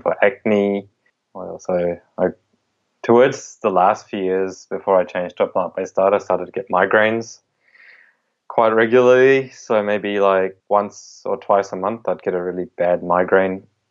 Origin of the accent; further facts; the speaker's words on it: India; I was born in India